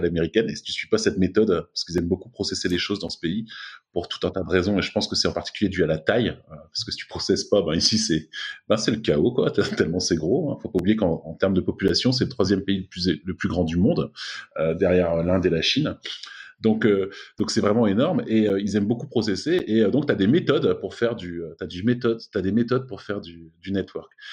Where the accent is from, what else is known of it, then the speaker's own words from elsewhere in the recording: France; moved away as an adult; now in Silicon Valley, United States; quand j'étais en France